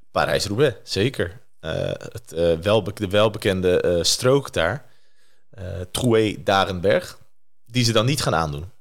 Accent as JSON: {"language": "Dutch", "country": "Netherlands", "said": "als Nederlander"}